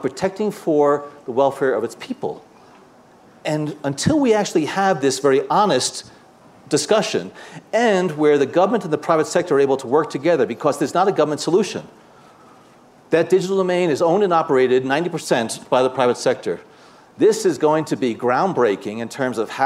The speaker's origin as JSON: {"language": "English", "region": "New Jersey", "country": "United States", "said": "I'm a guy from New Jersey"}